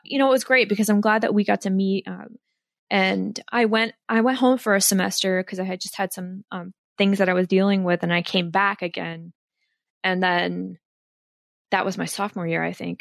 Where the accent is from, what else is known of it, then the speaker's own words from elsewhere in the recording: Warren County, Northwest New Jersey, United States; I'm from Northwest New Jersey, out by Pennsylvania, um, in Warren County. And I grew up there.